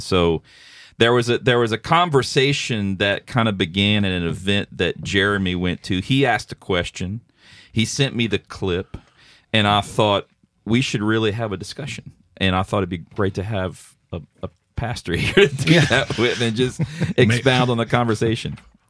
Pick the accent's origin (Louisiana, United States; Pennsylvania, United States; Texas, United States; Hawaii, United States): Louisiana, United States; Well, I'm from South Louisiana. Yeah, I say like water and dollar bill and different.